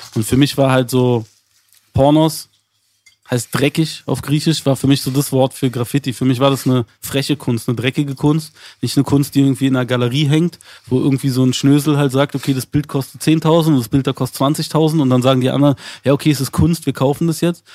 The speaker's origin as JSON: {"language": "German", "region": "Berlin", "country": "Germany", "tie": "born or raised there", "said": "wir sind beide in Zehlendorf aufgewachsen"}